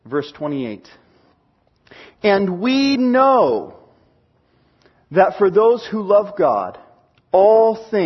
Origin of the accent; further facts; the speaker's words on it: Seattle, Washington, United States; moved away; I grew up in Washington and learned to drive in Washington in the Seattle area